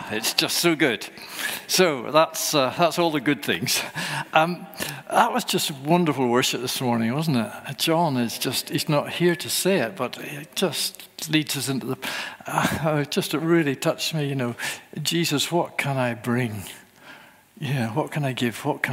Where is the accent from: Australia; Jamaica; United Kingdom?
United Kingdom; Northern Ireland; accent: Northern Ireland; moved away; My accent is from Northern Ireland, where I was born.